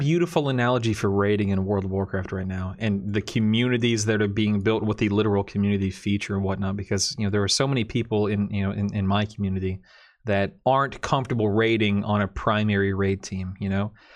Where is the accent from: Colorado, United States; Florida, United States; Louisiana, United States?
Florida, United States; born and raised in Florida.